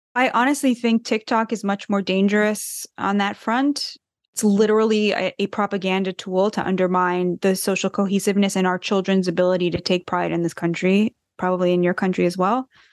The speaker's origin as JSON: {"language": "English", "country": "United States", "said": "I'm too American"}